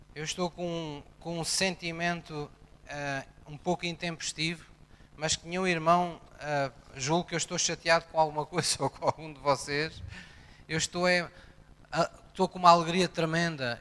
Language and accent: Portuguese; Portugal; quando nascemos em Portugal, recebemos uma nova cidadania